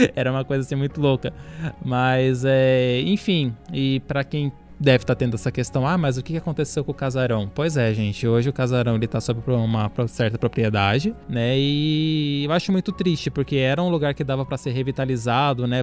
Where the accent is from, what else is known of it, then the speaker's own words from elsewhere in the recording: Bauru, São Paulo, Brazil; Nós aqui somos da cidade de Bauru